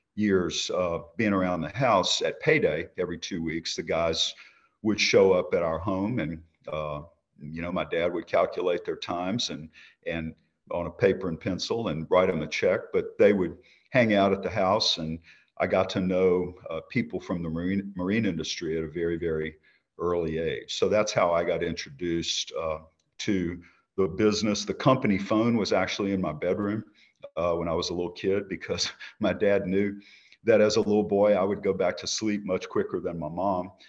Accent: Baton Rouge, Louisiana, United States; I was born in Baton Rouge, Louisiana, nineteen sixty

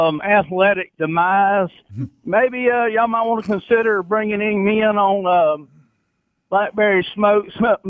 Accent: Robertsdale, Alabama, United States; I'm actually from Robertsdale, but I'm on the road this morning.

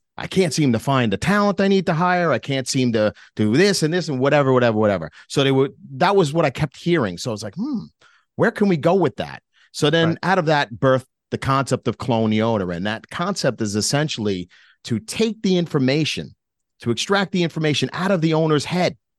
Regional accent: New York, United States; being a New Yorker, yeah, I'm very direct like

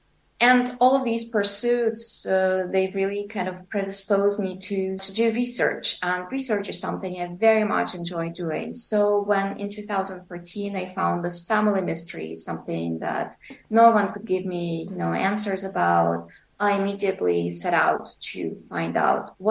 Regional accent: Kyiv, Ukraine; also born or lived in Berek, Poltava Oblast, Ukraine; I was born in Kiev

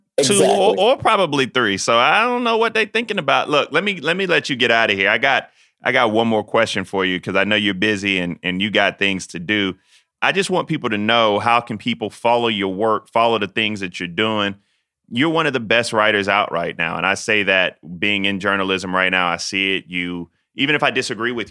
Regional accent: South Carolina, United States; my home state of South Carolina

